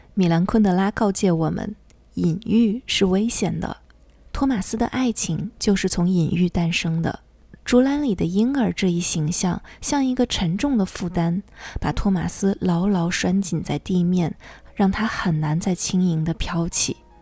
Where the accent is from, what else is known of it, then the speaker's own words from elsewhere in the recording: China; 像我们中国人的书架上通常都会有《红楼梦》